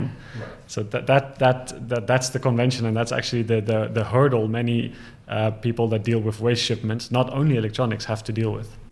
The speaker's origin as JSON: {"language": "English", "country": "Ghana", "tie": "born or raised there", "also_born_or_lived": "South Africa", "moved": "yes", "said": "I'm from South Africa. I grew up in Ghana"}